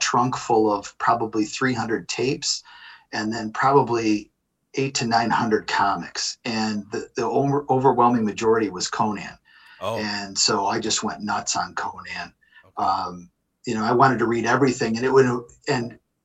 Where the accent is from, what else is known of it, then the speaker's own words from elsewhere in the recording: Lake Orion, Michigan, United States; growing up in Lake Orion, there weren't any local shops.